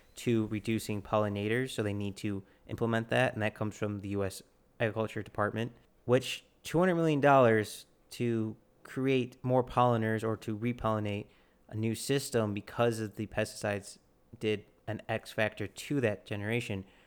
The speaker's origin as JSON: {"language": "English", "country": "United States", "said": "we're American"}